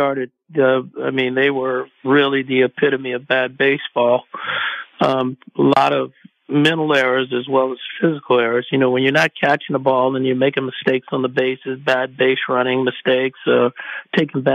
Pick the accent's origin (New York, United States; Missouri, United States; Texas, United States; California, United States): California, United States; Oakland; a Oaklander, mm-hmm. a person that's born and raised in the Bay Area and not far from the Coliseum